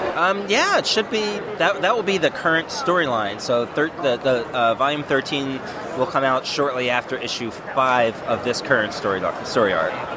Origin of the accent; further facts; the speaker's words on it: East Coast, United States; moved away as an adult; now in Northwest, United States; I'm from the East Coast